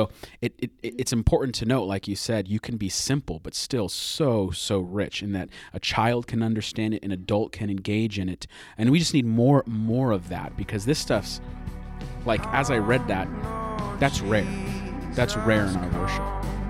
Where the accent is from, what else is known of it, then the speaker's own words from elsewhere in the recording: United States; as an American